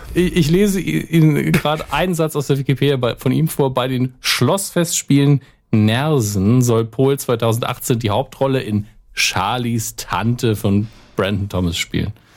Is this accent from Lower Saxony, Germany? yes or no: no; Saarland, Germany; als Deutscher, gerade als Saarländer